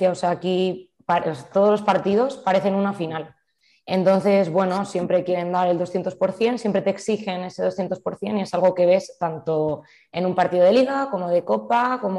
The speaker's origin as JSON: {"language": "Spanish", "town": "Zaragoza", "region": "Aragon", "country": "Spain", "said": "porque soy de Zaragoza."}